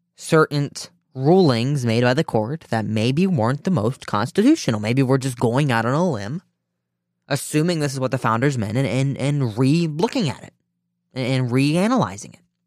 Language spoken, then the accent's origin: English; Ohio, United States; my home state of Ohio